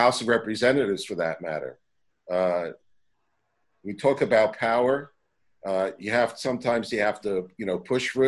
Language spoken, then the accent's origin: English; United States; someone as an American Jew